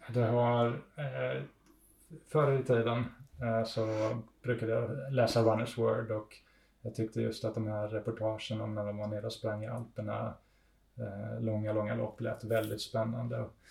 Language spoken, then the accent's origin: Swedish; Ängelholm, Skåne, Sweden; moved away as an adult; now in Italy; vi flyttade hit när jag var tre år gammal och så är jag. Jag är uppvuxen här helt enkelt. Men bor inte här.